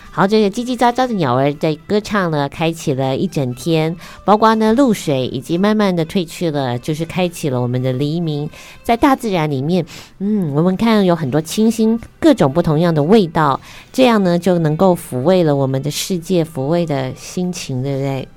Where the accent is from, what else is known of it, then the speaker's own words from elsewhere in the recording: Taiwan; 我们台湾人